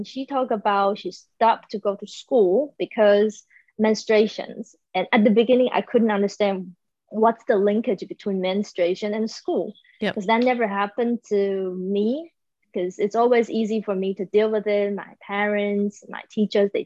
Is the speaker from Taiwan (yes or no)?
yes; Taiwan; moved away; I am currently in Taiwan. So yes, I'm back in my hometown.